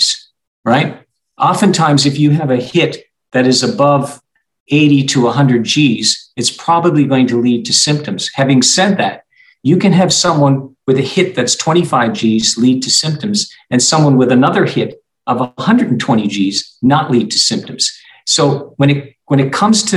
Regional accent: Canada; now in Arizona, United States; I'm from Canada and I played hockey up to the junior ranks

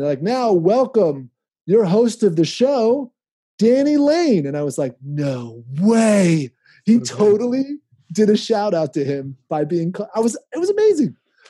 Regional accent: Bradley Cooper's hometown, Pennsylvania, United States; Bradley Cooper grew up also in my hometown, not just PB, also Bradley Cooper.

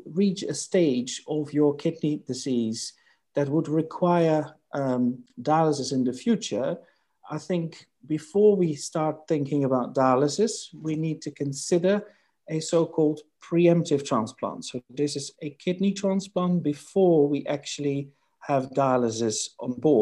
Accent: Netherlands; moved away as an adult; now in United Kingdom; my native country, my home country, the Netherlands

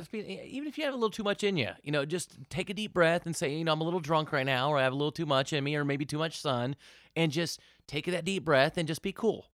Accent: Portland, Oregon, United States; now in Las Vegas, United States; I grew up in Portland, Oregon

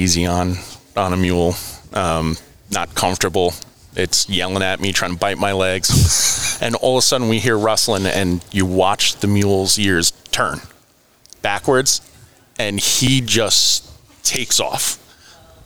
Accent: Northeast, United States; growing up in the Northeast

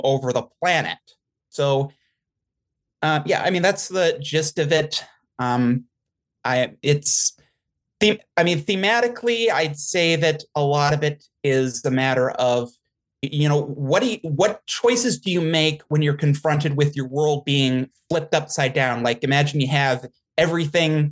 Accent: the Midwest, South Dakota, United States; I'm from the Midwest, South Dakota area

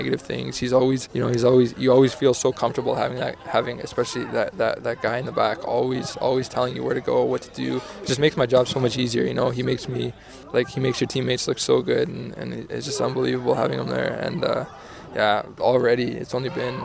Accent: Canada; being a Canadian

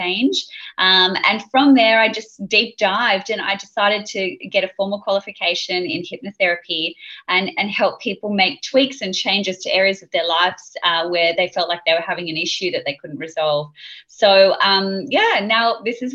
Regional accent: Sydney, New South Wales, Australia; I grew up in Sydney.

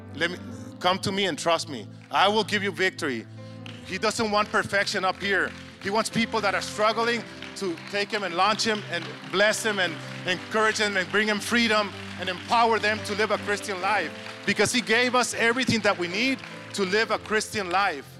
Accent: Mexico

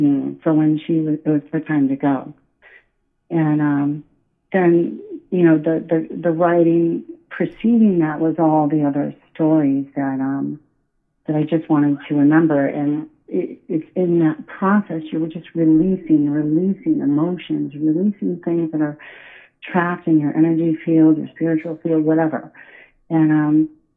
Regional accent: Iowa, United States; now in New England, United States; I'm from Iowa

